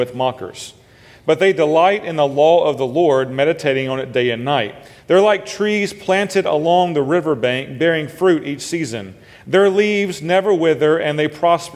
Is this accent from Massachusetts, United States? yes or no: no; Memphis, Tennessee, United States; moved away as an adult; now in Delaware, United States; I grew up in Memphis, Tennessee